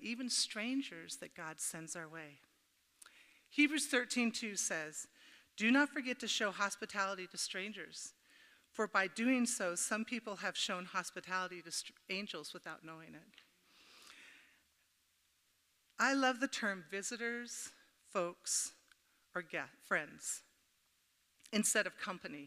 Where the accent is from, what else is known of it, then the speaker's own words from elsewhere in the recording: Oregon, United States; I said, Oregon.